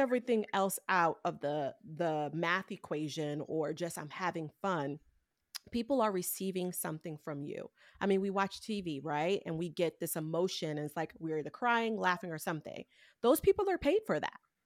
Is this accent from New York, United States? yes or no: yes; New York City, New York, United States; I came from Brooklyn, New York, I didn't have a lot of resources around me